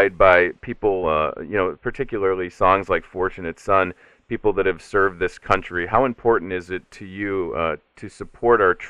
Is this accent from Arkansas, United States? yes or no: no; Chicago, Illinois, United States; my hometown of Chicago